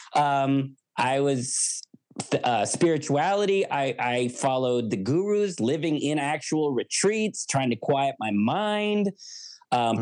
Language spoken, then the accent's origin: English; United States; I'm an American